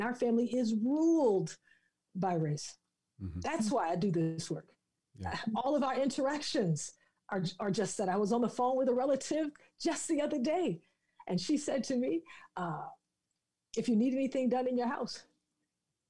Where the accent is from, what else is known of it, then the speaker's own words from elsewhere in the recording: the South, United States; I'm from the South